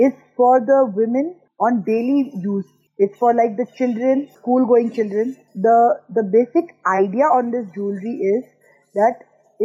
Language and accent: English; Mumbai, Maharashtra, India; now in United Arab Emirates; I am Indian. I belong from Bombay, but married a Pakistani from Lahore.